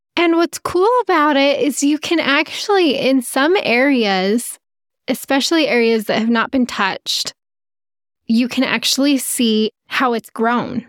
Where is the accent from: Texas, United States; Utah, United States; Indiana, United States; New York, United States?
Utah, United States; We're from Utah